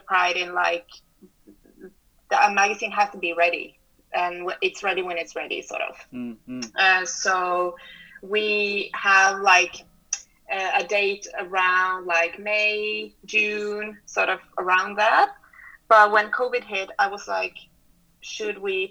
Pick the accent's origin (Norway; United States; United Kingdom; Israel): Norway; Oslo; Oslo, my hometown